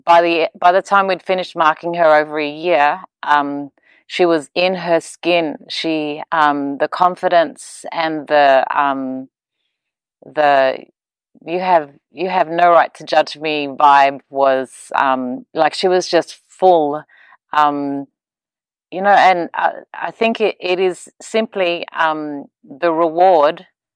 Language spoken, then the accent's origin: English; Papua New Guinea; also born or lived in Australia; I'm from Papua New Guinea, Australia, and I'm a mum.